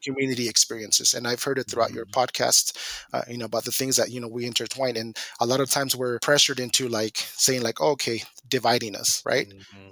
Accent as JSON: {"language": "English", "region": "Guanajuato", "country": "Mexico", "tie": "born or raised there", "also_born_or_lived": "Mountain Home, Idaho", "moved": "yes", "lives_now": "Moscow, United States", "said": "I came from Mexico, um, from a small ranchito in Guanajuato. That's where I was born. That's where I grew up."}